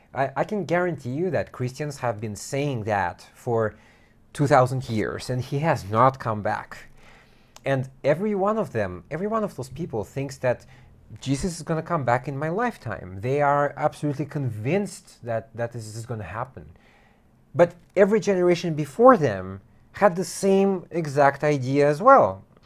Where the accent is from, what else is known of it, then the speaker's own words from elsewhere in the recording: United States; I'm American